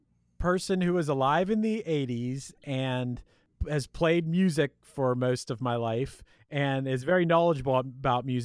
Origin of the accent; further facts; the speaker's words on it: Pittsburgh, Pennsylvania, United States; I'm from Pittsburgh